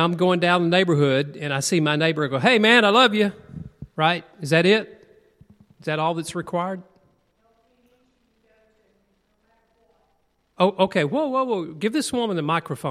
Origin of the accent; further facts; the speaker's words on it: United States; also born or lived in Tennessee / Alabama; I grew up in Tennessee and Alabama